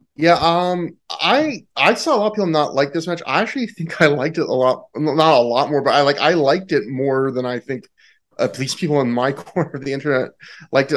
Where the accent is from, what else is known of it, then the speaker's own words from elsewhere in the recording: Canada; I'm Canadian.